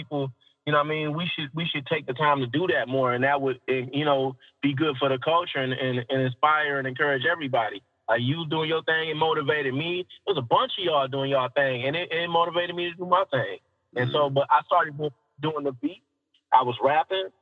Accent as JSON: {"language": "English", "town": "Saginaw", "region": "Michigan", "country": "United States", "tie": "born or raised there", "said": "I was born and raised in Saginaw"}